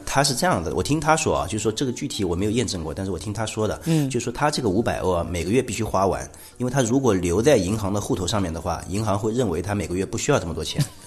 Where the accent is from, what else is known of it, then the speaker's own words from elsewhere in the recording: China; moved away as an adult; also born or lived in Finland; 我们中国人